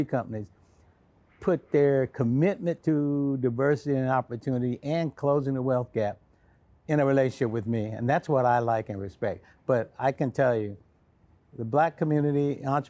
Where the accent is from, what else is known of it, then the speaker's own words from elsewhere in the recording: Hickory, Mississippi, United States; moved away; also born or lived in Freeport, Illinois; I grew up born in Hickory, Mississippi